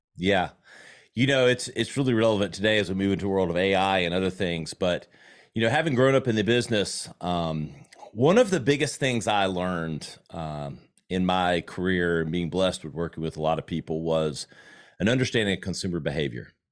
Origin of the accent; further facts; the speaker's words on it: South Carolina, United States; accent: Southern; I grew up in South Carolina